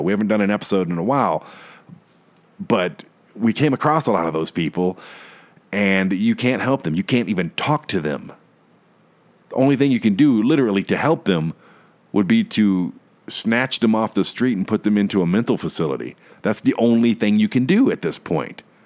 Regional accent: Detroit, Michigan, United States; my hometown of Detroit

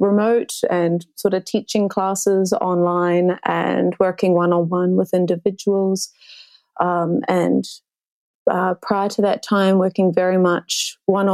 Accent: South Island of New Zealand, New Zealand; growing up in the South Island of New Zealand

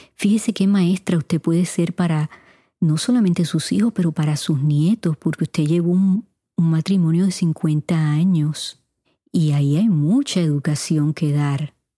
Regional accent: Puerto Rico; moved away as an adult; also born or lived in Cuba (parents); now in United States; mis padres son cubanos y pasé 18 años en Puerto Rico. Claro, ya llevo más años en los Estados Unidos

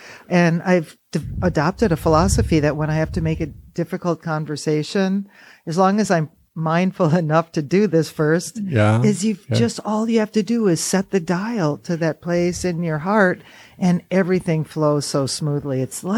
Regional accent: Oconto, Wisconsin, United States; now in Baraboo, United States; I was born in Oconto, north of Green Bay.

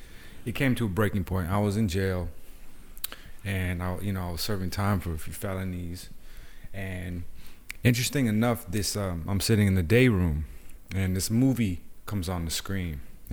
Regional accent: Los Angeles, California, United States; So I grew up in East

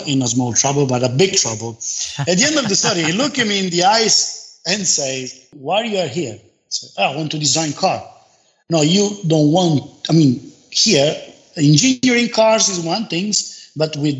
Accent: Turin, Piedmont, Italy; born and raised in Turin in a modest but happy family

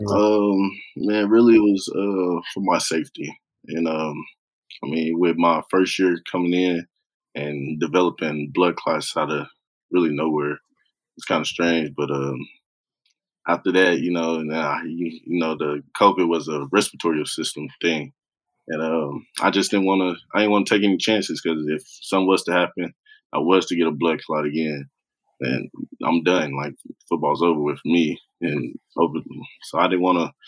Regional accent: Oklahoma, United States; growing up in Oklahoma.

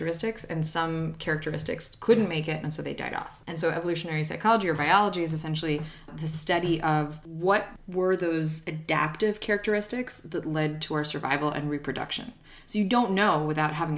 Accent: Ukraine; I'm from Ukraine

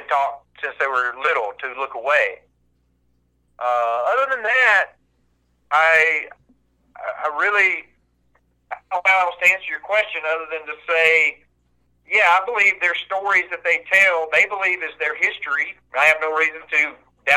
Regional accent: the South, United States; I grew up here in the South hunting and fishing and camping

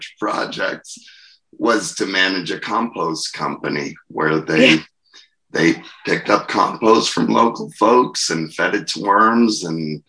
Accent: Portsmouth, New Hampshire, United States; moved away as an adult; also born or lived in Switzerland; now in Worcester, United States; Born and raised in Portsmouth

